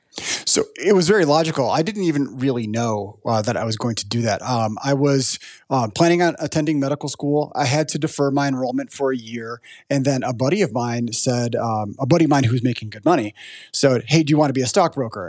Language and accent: English; Chicago, Illinois, United States; I'm from Chicago, And I grew up knowing about the Board of Trade